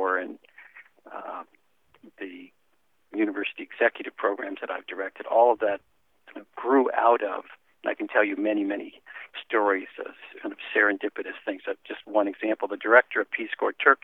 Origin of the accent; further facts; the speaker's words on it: Washington, District of Columbia, United States; moved away as an adult; also born or lived in Texas / California; I grew up in Washington, D.C.